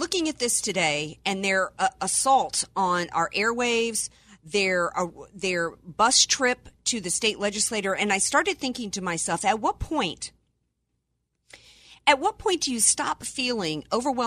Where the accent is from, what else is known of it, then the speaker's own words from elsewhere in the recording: Cajun, Southern, Louisiana, United States; I am American by birth and Cajun and Southern by the grace of God